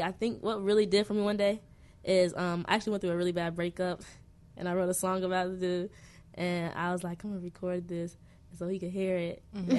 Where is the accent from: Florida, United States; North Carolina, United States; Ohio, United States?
Ohio, United States; now in Chicago, United States; Nah, I'm from Ohio.